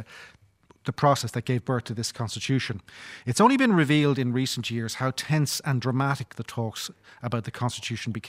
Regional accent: Ireland

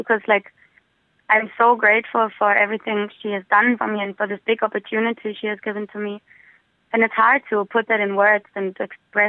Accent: Berlin, Germany; moved away as an adult; now in Dublin, Ireland; I wanted to get out of my hometown, Berlin, as well, to not be stuck in the same environment the whole time. So I moved to Dublin.

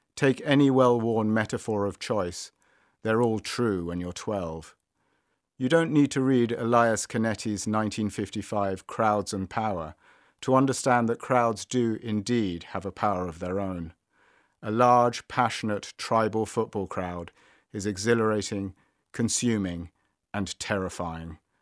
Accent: London, United Kingdom; Growing up in North London

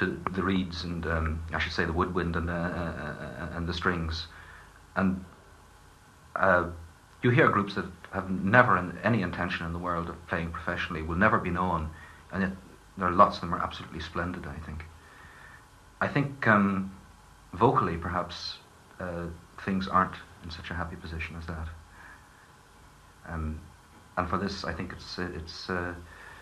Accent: East County Down, Northern Ireland, United Kingdom; born or raised there

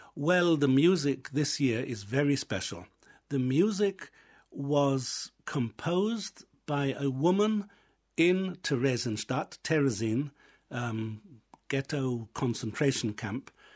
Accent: England, United Kingdom; moved away as an adult; also born or lived in Israel; now in Ireland; I was raised in England, I was educated in England, finished my university studies there

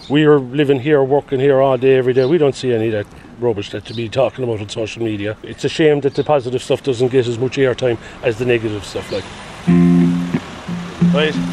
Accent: Kilmallock, Munster, Ireland; My hometown is Kilmallock

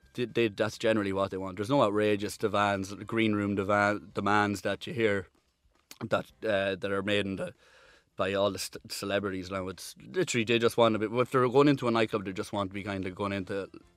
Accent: Ireland; kind of just knew you as the Irish guy.

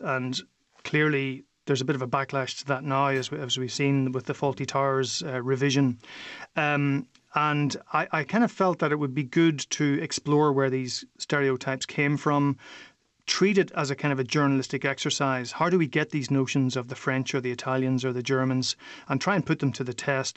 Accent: Derry, Northern Ireland, United Kingdom; moved away as an adult; now in Brussels, Belgium; I grew up in Derry, and we had Donegal and Sean just on our doorstep

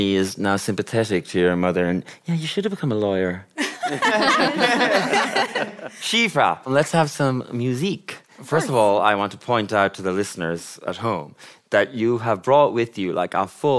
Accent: Ballinrobe, Connacht, Ireland; When I grew up in Ballinrobe County, Mayo

